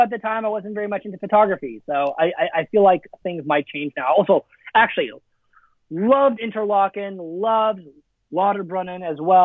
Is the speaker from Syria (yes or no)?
no; Alberta, Canada; first language Afrikaans; English is a second language; now in United States; I grew up in Canada. So Banff was my backyard